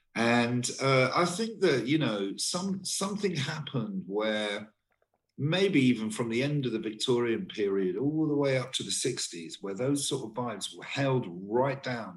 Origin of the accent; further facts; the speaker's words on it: Torquay, South West England, United Kingdom; moved away; also born or lived in London; I am from Torquay in Devon a long time ago, I moved from there to London